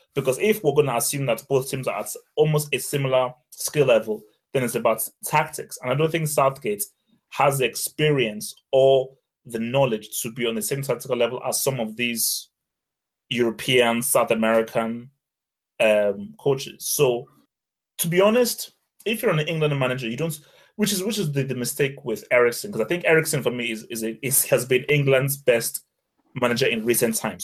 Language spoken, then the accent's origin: English; Nigeria; I'm Nigerian